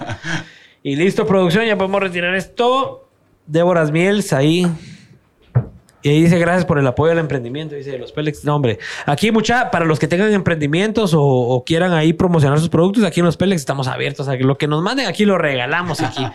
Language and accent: Spanish; Guatemala; accent: Chapín